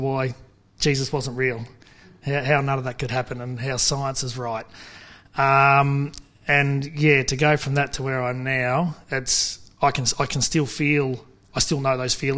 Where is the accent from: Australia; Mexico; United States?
Australia; Kerang, Victoria; I grew up about 5 k's out of Kareng on the Swan Hill Road on a farm, on the family farm.